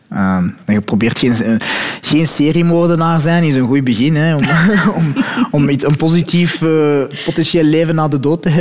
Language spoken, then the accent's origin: Dutch; Morocco; Ik ben Marokkaan, hè.